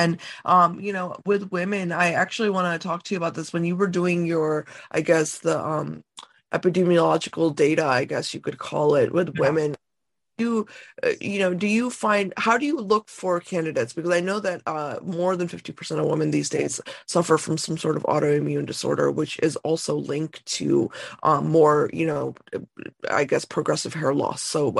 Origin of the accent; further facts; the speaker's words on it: India; me, as an Indian woman, how my hair is growing.